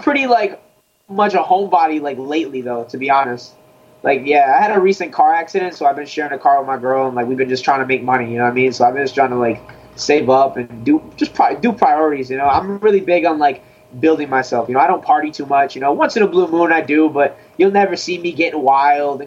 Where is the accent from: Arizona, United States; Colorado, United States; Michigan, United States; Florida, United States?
Florida, United States; Sunrise; I come from Sunrise, Florida.